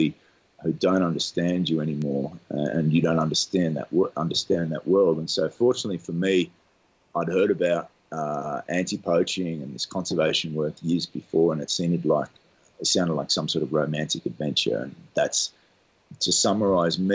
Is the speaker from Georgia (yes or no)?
no; Australia; moved away as an adult; I grew up in Australia